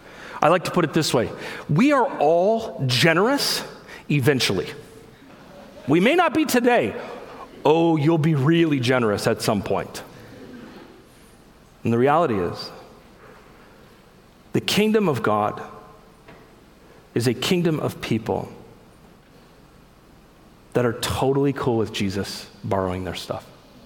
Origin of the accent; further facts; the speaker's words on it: United States; I'm an American Christian